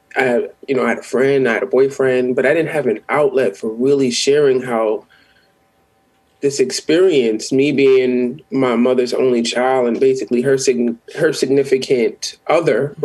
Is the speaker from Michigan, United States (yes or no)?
no; New York City, New York, United States; I am from the Bronx